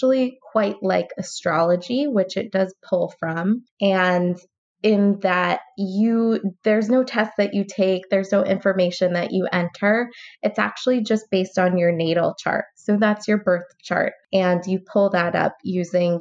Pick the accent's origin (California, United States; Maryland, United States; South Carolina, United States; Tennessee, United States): California, United States; I'm from California.